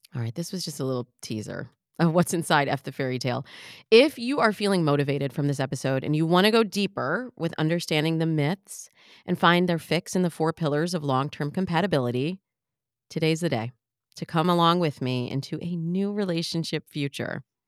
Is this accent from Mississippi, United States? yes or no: no; Michigan, United States; I'm from Michigan, so I always, I have to really think about the word mirror, mirror. Am I saying that right? Mirror? Because we say mirror